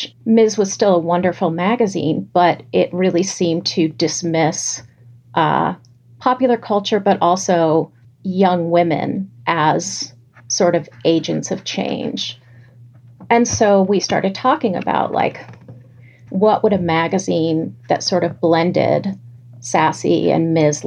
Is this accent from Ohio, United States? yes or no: no; New York City, New York, United States; growing up in New York City